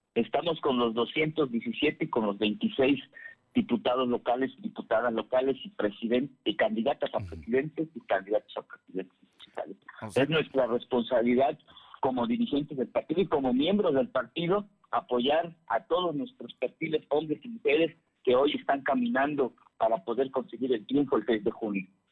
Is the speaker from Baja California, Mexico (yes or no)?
no; Ajalpan, Puebla, Mexico; por acá por mi tierra por la región de Ajalpan